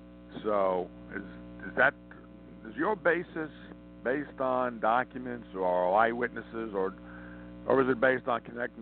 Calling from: Montana, United States; I'm calling from Montana.

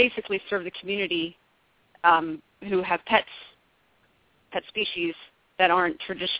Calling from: Hanover, Pennsylvania, United States; I am calling in from Hanover, Pennsylvania.

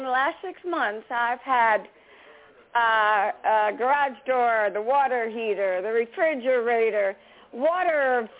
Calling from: Lake in the Hills, Illinois, United States; And I'm calling from Lake in the Hills, Illinois.

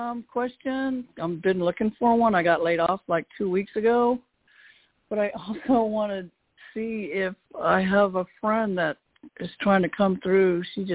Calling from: Texas, United States; I'm calling from Texas.

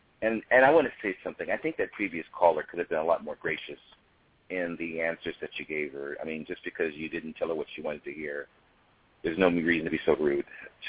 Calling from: California, United States

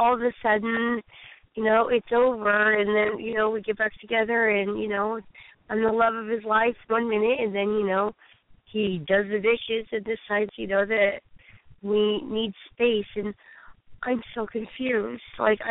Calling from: Oregon, United States

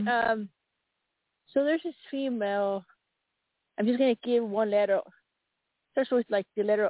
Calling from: Colorado, United States; I am in Colorado right now.

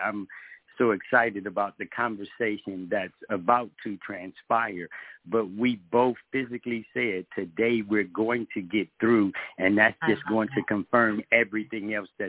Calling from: Decatur, Georgia, United States; I'm actually calling from Georgia.

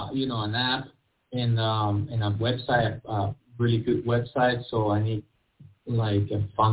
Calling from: New Jersey, United States; I'm in North New Jersey.

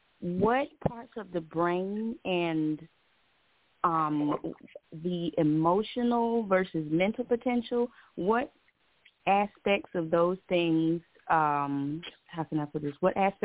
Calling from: Hollywood, Florida, United States; I'm calling from Hollywood, Florida.

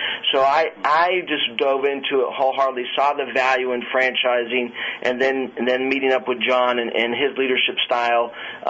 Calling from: Virginia Beach, Virginia, United States; I'm calling from Virginia Beach, Virginia.

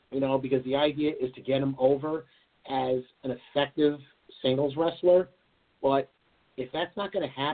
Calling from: Farmingdale, New York, United States; from Farmingdale, New York. How you doing, my friend?

